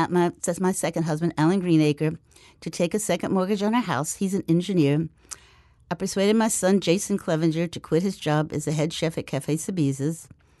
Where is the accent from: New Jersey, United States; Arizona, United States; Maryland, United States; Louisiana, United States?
Louisiana, United States; Alexandria; now in New Orleans, United States; I was born in Alexandria, Louisiana